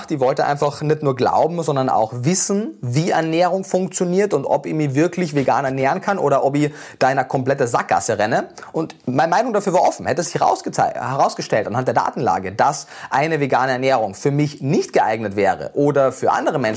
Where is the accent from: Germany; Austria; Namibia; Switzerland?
Austria; Carinthia; born there; ich war ja durchgehend in Österreich, ich bin in Kärnten geboren, habe dann äh, in Wien mein Studium gemacht